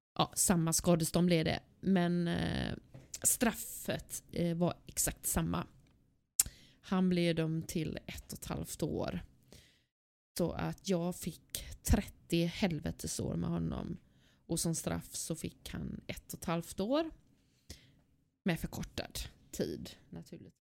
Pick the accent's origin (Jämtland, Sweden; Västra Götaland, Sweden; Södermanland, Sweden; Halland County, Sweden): Västra Götaland, Sweden; Gothenburg; Jag är född och uppvuxen i Angered